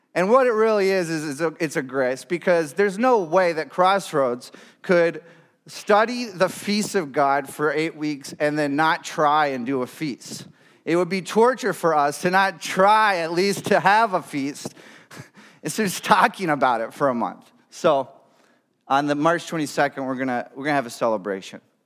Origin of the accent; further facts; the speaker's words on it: Michigan, United States; moved away as an adult; now in Grand Rapids, United States; my hometown, uh, up north